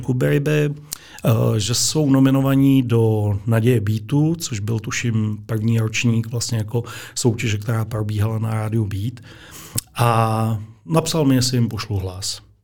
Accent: Moravia, Czechia; now in Kutná Hora, Czechia; Já pocházím z Moravy, eh, z malé vesnice

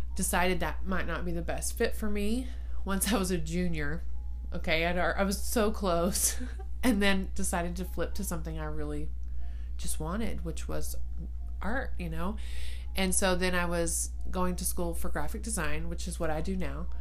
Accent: Ballinger, Texas, United States; moved away as an adult; now in San Angelo, United States; I lived in Ballinger um, for from middle school to high school, graduated in Ballinger

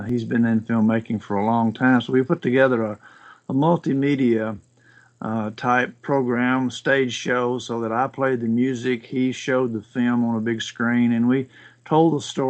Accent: Iuka, Mississippi, United States; where we grew up here in North Mississippi

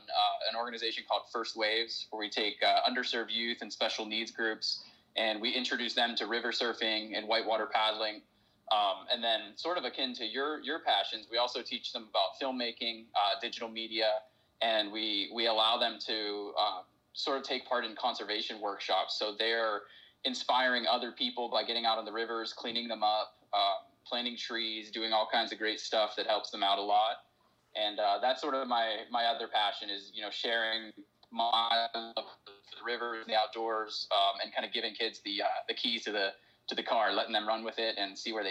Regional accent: Pittsburgh, Pennsylvania, United States; I'm from Pittsburgh, Pennsylvania, which is on the east coast of the United States.

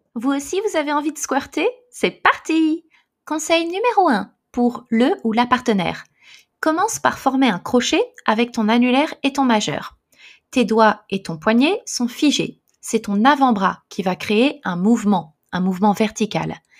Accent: France; moved away as an adult; also born or lived in Paris; now in Japan; Je suis française, mais je vis au Japon

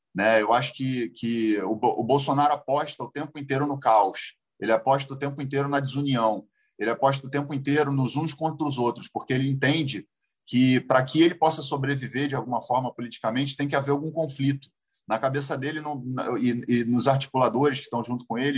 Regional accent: Brazil; como brasileiro.

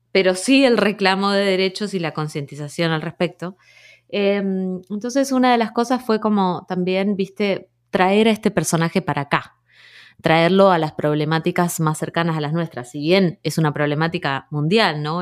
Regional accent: Rosario, Santa Fe, Argentina; moved away as an adult; also born or lived in Trelew / Buenos Aires / New York; nací en Trelew, pero me crié en Rosario

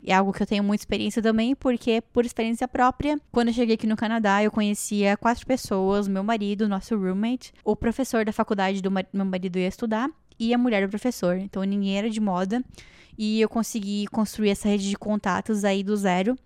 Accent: Joinville, Santa Catarina, Brazil; moved away; lá na minha cidade, lá em Joinville

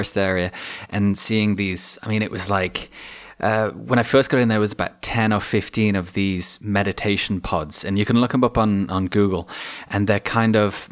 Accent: Shropshire, West Midlands, United Kingdom; I grew up in Edgemont, a little rural village

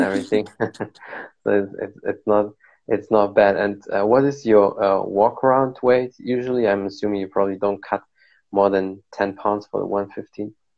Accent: Germany; I'm here from Germany

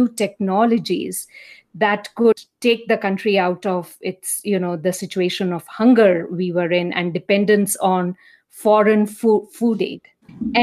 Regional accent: India; now in United States; as you can probably make out from my accent, I'm from India

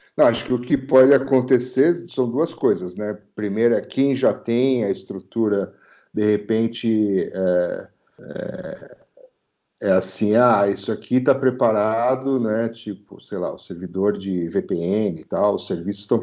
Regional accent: Brazil; eu sou brasileiro, cara. Aqui é, aqui é clima tropical

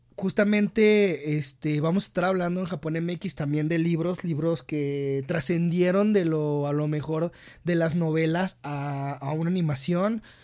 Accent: Mexico; como mexicanos

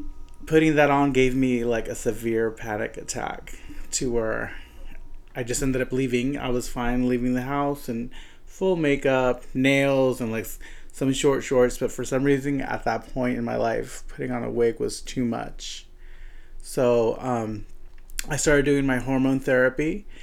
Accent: California, United States; So I came from the Central Valley, which is a very small area in comparison to Long Beach and LA.

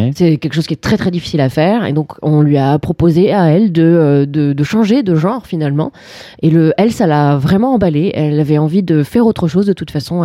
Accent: France; on est français

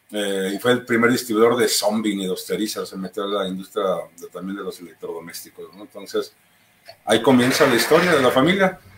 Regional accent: Guadalajara, Jalisco, Mexico; also born or lived in Cuernavaca; nosotros, aunque somos de Guadalajara, pues vivíamos en Cuernavaca.

